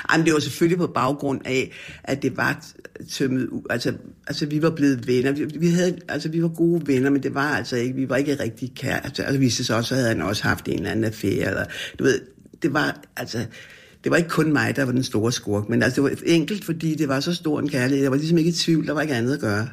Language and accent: Danish; Frederiksberg, Capital Region of Denmark, Denmark; jeg voksede op, og jeg har altid boet på Frederiksberg.